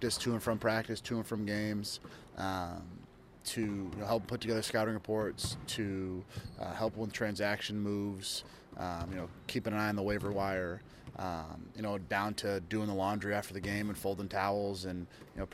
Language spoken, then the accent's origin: English; Boston, Massachusetts, United States; moved away as an adult; now in St. John's, Canada; I'm from Boston